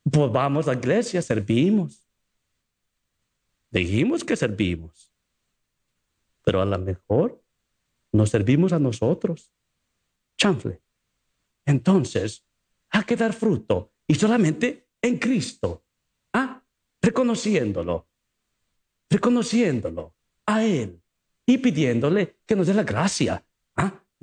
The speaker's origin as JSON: {"language": "Spanish", "country": "Mexico", "said": "¿usted sabe mexicano? Mm, yo soy mexicano."}